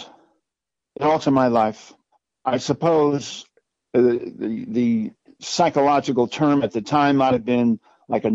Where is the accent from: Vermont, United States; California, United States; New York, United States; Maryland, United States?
New York, United States; Orange County; I grew up in Orange County, New York.